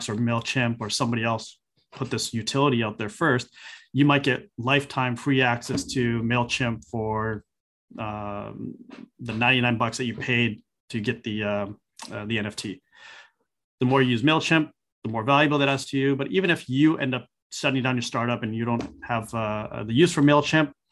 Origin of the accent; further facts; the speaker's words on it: Vancouver, British Columbia, Canada; Vancouver because that's my hometown